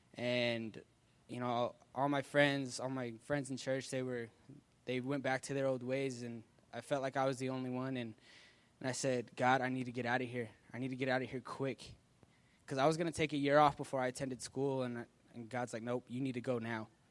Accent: Salt Lake City, Utah, United States; I'm from Salt Lake City, Utah.

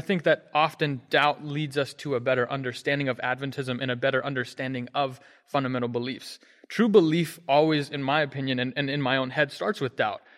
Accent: Hagerstown, Maryland, United States; moved away; I'm from Hagerstown, Maryland. I grew up there

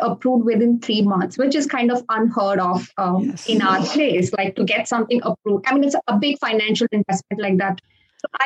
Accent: Goa, India; moved away as an adult; also born or lived in Detroit, Michigan; now in Sebring, United States; I was born in Goa, which is like a small state in India. And I grew up in a two-physician household.

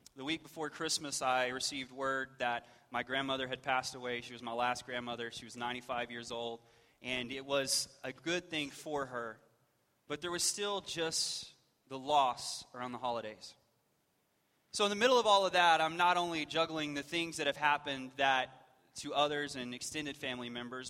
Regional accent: West Texas, United States; I grew up in West Texas

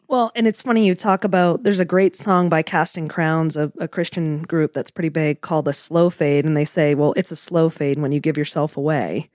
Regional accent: Portland, Maine, United States; moved away as an adult; now in Florida, United States; I'm actually, um, from Portland, Maine originally. I, I stayed there right through college

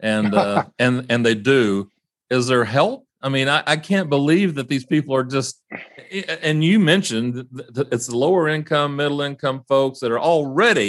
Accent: Texas, United States; I'm from Texas

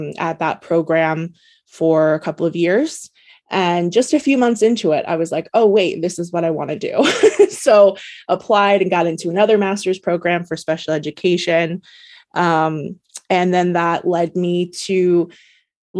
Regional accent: Oregon, United States; I born and raised in Oregon

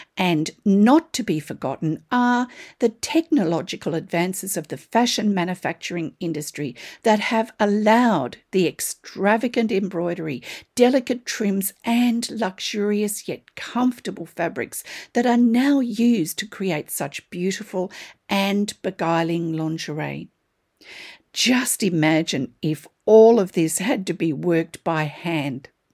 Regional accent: Australia; I'm an Australian textile artist

